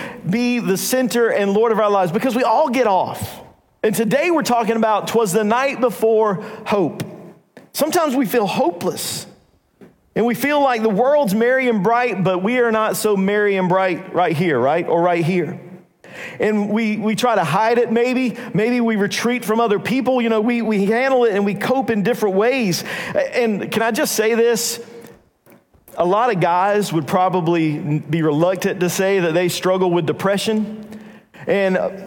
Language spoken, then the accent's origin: English; North Carolina, United States; we're from North Carolina